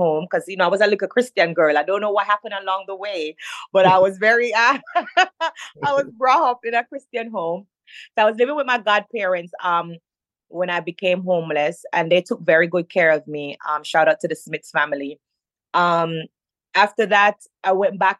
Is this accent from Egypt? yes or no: no; Jamaica; Growing up in Jamaica was hard for me